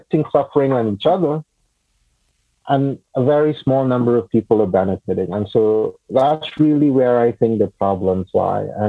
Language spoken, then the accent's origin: English; Trinidad & Tobago; moved away; also born or lived in United States / Washington, D.C.; I grew up in Trinidad in the Caribbean, and then I moved to the U.S. and I lived there for a long time